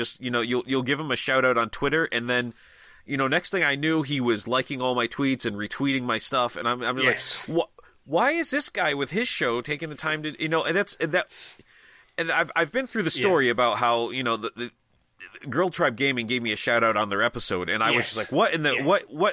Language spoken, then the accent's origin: English; New England, United States; I'm from New England